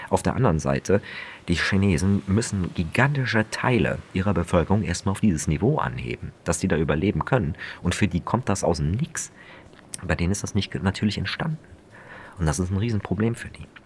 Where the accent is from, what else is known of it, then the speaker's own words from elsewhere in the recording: Germany; dass ich in der Region, wo ich aufgewachsen bin, wie die höchsten Wasserpreise hatten von ganz Deutschland.